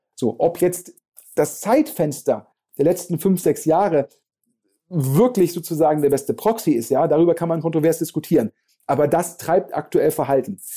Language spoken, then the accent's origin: German; Germany; wir als Deutsche